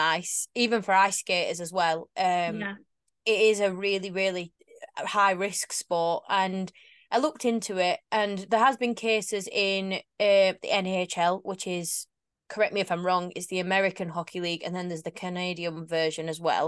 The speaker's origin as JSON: {"language": "English", "town": "Sheffield", "region": "Yorkshire and the Humber", "country": "United Kingdom", "said": "I'm from Sheffield"}